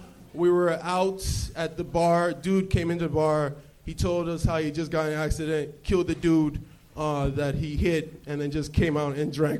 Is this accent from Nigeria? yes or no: yes; Nigeria; first language English; moved away as an adult; also born or lived in New York City / Iowa / Dallas; I was born in Nigeria. I lived there for 6 years, then moved to New York City, lived there till about 11, then moved back to Nigeria.